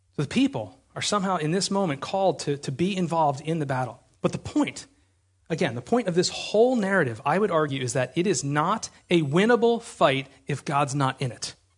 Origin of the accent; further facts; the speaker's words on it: United States; We're American